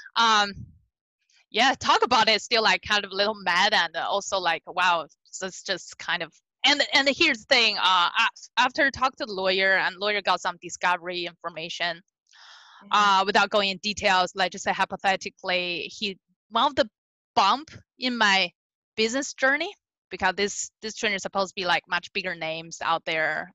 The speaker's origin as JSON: {"language": "English", "region": "Beijing", "country": "China", "tie": "born or raised there", "also_born_or_lived": "California", "second_language": "English", "moved": "as an adult", "lives_now": "United States", "said": "I was born and raised in Beijing, China"}